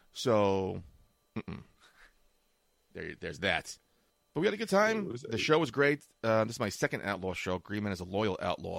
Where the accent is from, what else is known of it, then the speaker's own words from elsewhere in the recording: New York, United States; we're from New York